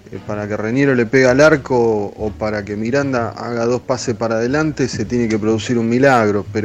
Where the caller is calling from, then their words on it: Padua, Buenos Aires Province, Argentina; Soy Pablo de Padua.